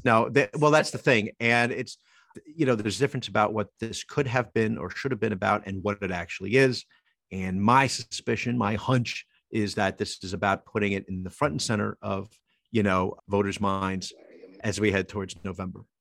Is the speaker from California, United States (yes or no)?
no; Toms River, New Jersey, United States; born or raised there